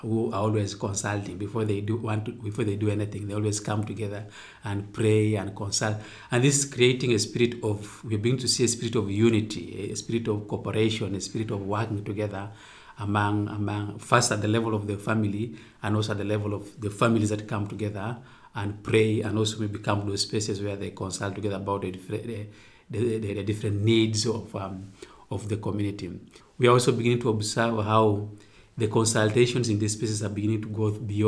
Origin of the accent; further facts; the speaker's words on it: Uganda; I come from Uganda.